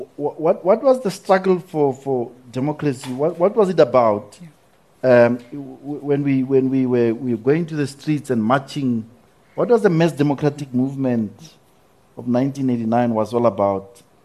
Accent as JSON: {"language": "English", "country": "South Africa", "said": "as a South African"}